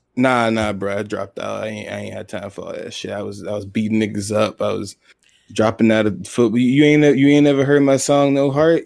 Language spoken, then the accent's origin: English; Atlanta, Georgia, United States; also born or lived in England; I grew up in Atlanta, Zone Six